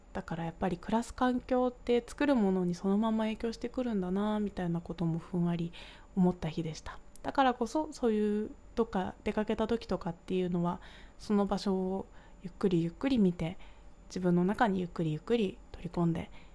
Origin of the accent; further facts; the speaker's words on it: Kanagawa, Japan; 私は神奈川の出身なので